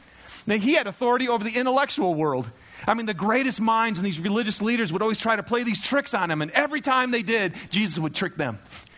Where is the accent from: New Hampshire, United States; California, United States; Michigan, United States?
Michigan, United States; I love thunderstorms. I'm from Michigan. We don't get enough of them here, by the way.